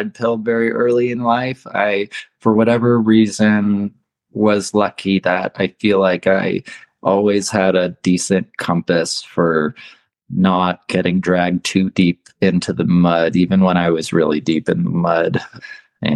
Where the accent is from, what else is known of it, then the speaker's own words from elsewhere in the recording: Ohio, United States; now in Reno, United States; I grew up in Ohio